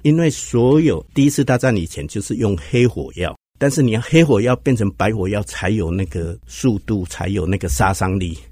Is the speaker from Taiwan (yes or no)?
yes; Hsinchu, Taiwan; 我是新竹人，那我在新竹的乡下，我就是喜欢新竹这样美好的一个环境